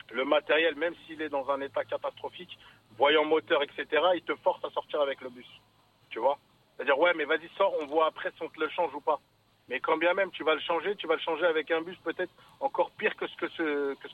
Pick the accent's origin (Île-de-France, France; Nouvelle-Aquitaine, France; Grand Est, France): Île-de-France, France; Coubron; Moi, je suis de Tremblay, moi, je suis de Coubron